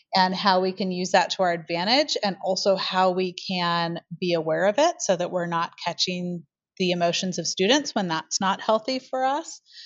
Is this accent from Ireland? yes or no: no; Portland, Oregon, United States; also born or lived in Eugene, Oregon; now in Ashland, United States; I am a native Oregonian. So I grew up in the Portland area